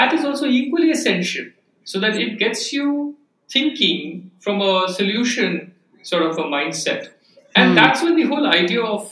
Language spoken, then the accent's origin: English; Bangalore, Karnataka, India; I grew up in Bangalore. I was born in Bangalore, grew up there.